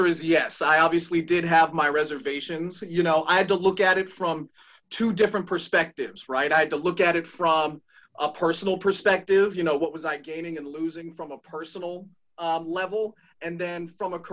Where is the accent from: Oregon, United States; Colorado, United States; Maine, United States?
Colorado, United States; Denver; moved away as an adult; now in Baltimore, United States; I'm actually a Denver import. So I was born in Colorado, grew up there for a little bit